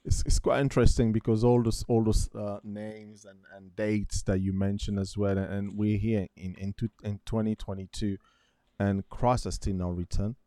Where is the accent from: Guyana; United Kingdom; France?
France; I remember growing up in France